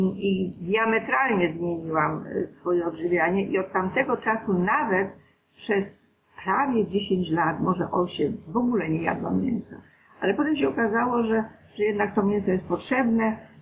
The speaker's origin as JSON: {"language": "Polish", "region": "Greater Poland", "country": "Poland", "said": "ja jestem z Wielkopolski"}